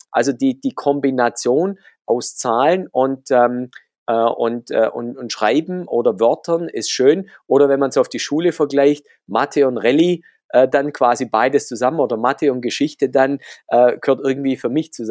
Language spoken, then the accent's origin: German; Baden-Württemberg, Germany; accent: Swabian; ich komme ja aus dem Schwabenland, das hört man ab und zu raus.